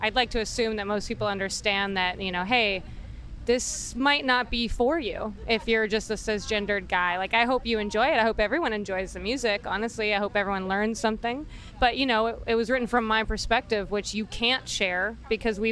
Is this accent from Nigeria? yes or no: no; Baltimore, Maryland, United States; We're from Baltimore, So East Coast